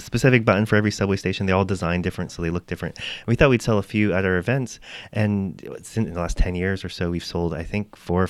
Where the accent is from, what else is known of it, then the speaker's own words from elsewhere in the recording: Windsor, Ontario, Canada; now in Toronto, Canada; growing up in Windsor, Ontario. So 4 hours down the road from Toronto on the 401.